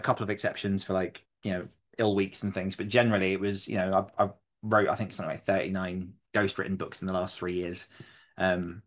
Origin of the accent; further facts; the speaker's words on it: New York City, New York, United States; I'm from Queens